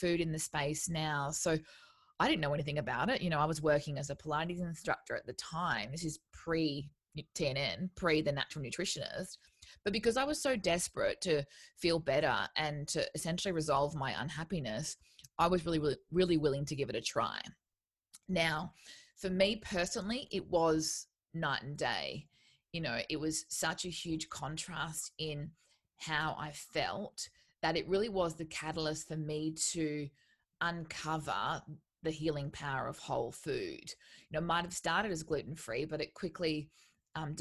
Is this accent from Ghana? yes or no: no; Townsville, Queensland, Australia; moved away as an adult; I moved away from where I grew up in Townsville